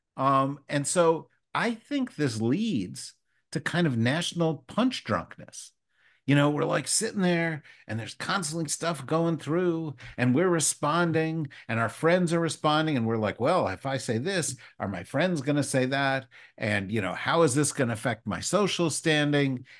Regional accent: Summit, New Jersey, United States; also born or lived in Berkeley Heights, New Jersey; I grew up as a little kid in Berkeley Heights, New Jersey uh, just was just a, across Route 22 from where you were. And then I we moved to Summit

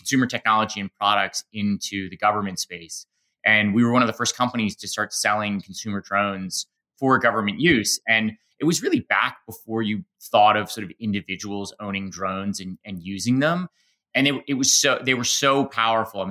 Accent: Boston, Massachusetts, United States; I grew up in Boston

